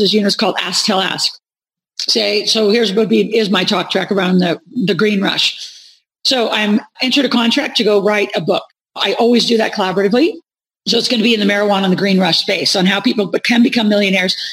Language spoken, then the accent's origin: English; Nebraska, United States; moved away; I grew up in Nebraska